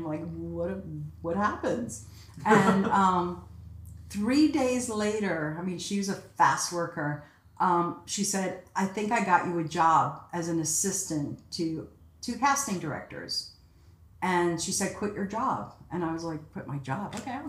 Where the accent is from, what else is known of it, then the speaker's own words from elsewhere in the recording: New York City, New York, United States; accent: Bronx; also born or lived in Cairo, Egypt / Paris, France; So I grew up in the Bronx.